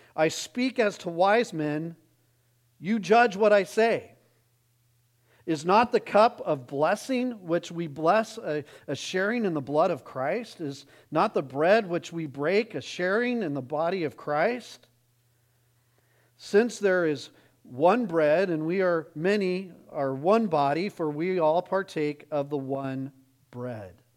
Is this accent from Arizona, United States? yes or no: yes; Arizona, United States; I grew up in Arizona